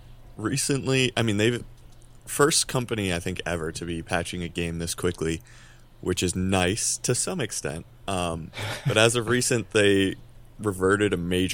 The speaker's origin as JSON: {"language": "English", "region": "New York", "country": "United States", "said": "I'm actually from the Westchester area initially, so not very far."}